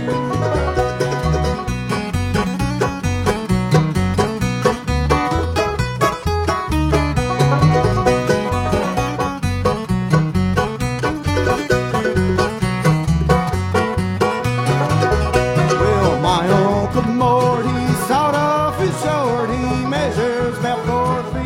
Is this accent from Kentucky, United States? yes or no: yes; Badeville, Kentucky, United States; I'm from Badeville